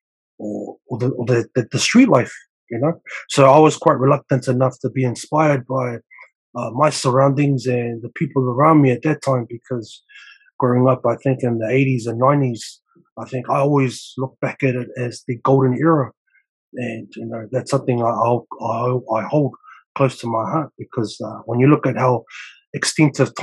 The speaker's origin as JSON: {"language": "English", "region": "Auckland", "country": "New Zealand", "tie": "born or raised there", "said": "Born and raised in South Auckland"}